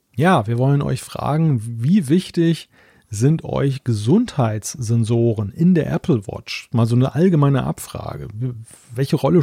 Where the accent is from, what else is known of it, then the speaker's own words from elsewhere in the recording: Germany; als Deutscher